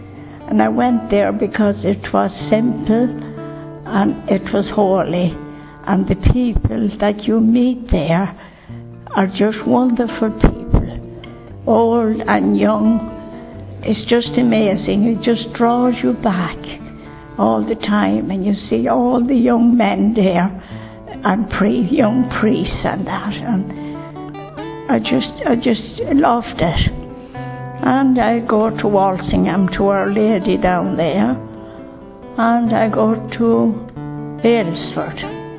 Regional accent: County Longford, Ireland; County Longford.

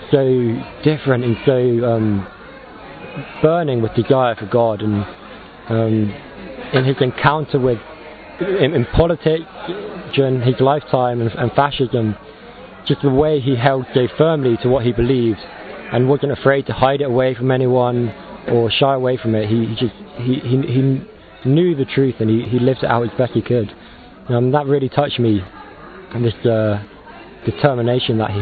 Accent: Wimborne, South West England, United Kingdom; I'm 25, I'm from Wimborne in England

